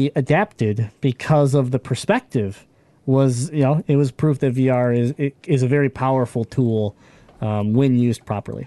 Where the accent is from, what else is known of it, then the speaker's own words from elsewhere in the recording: Michigan, United States; we're from Michigan.